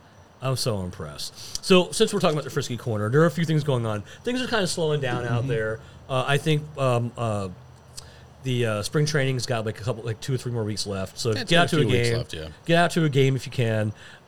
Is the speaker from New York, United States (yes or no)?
yes; New York, United States; moved away; I'm from New York.